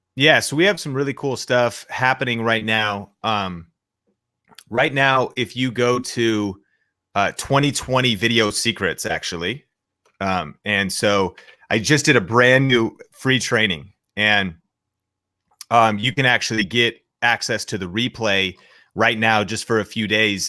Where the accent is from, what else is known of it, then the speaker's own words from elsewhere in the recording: Seattle, Washington, United States; moved away; growing up in Seattle, Washington